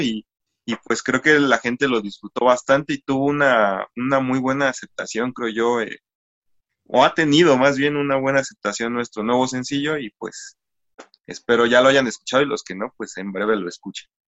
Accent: Ecatepec, State of Mexico, Mexico; somos una banda del Estado de México, para ser precisos, de, del municipio de Catepec.

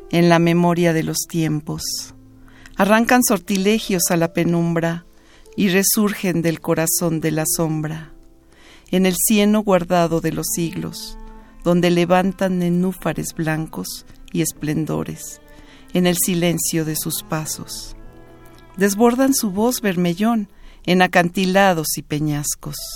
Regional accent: Mexico City, Mexico; also born or lived in Jalisco; yo nací en el Distrito Federal, pero mis papás los dos son de Jalisco

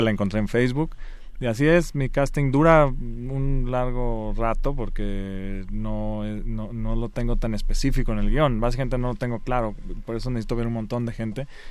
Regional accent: Guanajuato, Mexico; also born or lived in Spain; yo nací en España, y regresé los, al año o algo así, y crecí ahí en Guanajuato, entonces es de donde soy

